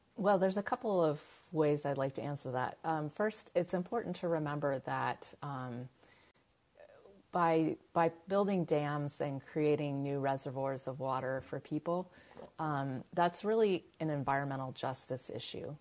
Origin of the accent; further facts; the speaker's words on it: California, United States; I'm from California, uh, where water is kind of a, a, ingrained obsession